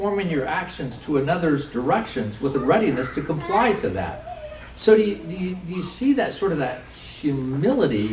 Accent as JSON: {"language": "English", "country": "United States", "said": "we're also American"}